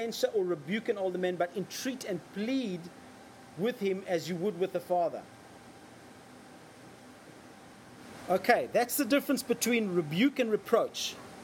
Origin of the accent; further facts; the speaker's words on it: Australia